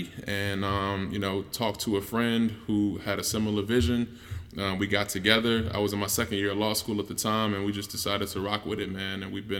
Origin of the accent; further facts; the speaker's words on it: Chicago, Illinois, United States; moved away; just growing up on the South Side of Chicago. I'm a musician by trade